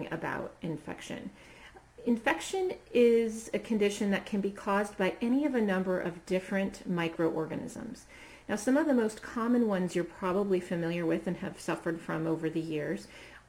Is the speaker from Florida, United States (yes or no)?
no; Norwalk, Ohio, United States; my hometown here in Ohio, Norwalk